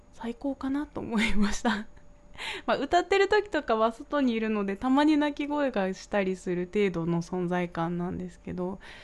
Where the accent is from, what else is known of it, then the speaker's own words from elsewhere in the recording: Kanagawa, Japan; 私は神奈川の出身なので